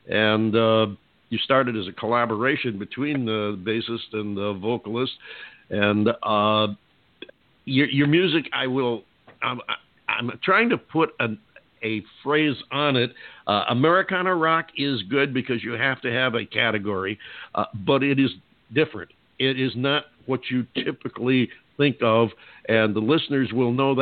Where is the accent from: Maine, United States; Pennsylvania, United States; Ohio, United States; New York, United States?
New York, United States; Utica, Rome, central; also born or lived in Southern California; now in Arizona, United States; I'm from a little bit northwest of there, up in the Utica, Rome, central New York area